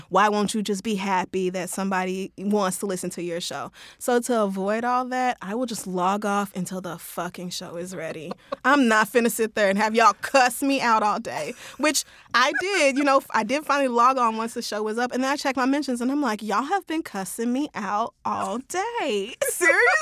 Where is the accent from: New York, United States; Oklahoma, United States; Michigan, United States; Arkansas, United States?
Oklahoma, United States; Tulsa; moved away; I grew up in Tulsa